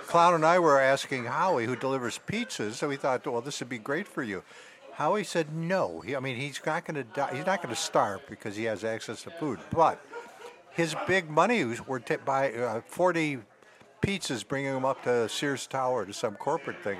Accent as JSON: {"language": "English", "town": "Chicago", "region": "Illinois", "country": "United States", "said": "I'm from Chicago"}